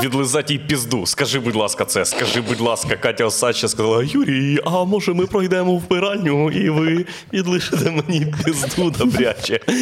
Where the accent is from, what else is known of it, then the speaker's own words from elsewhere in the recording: Boryspil, Kyiv Oblast, Ukraine; Він з Борисполя, я з Борисполя, тому ми були в одному класі